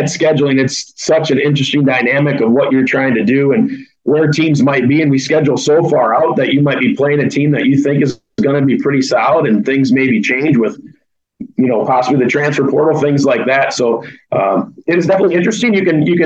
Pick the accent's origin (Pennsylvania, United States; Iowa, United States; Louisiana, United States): Iowa, United States; Bellevue; I grew up in Bellevue, about 20 miles south of Dubuque.